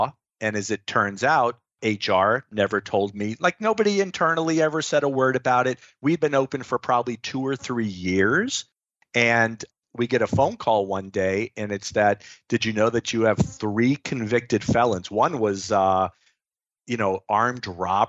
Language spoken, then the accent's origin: English; Florida, United States; I was born and raised in Florida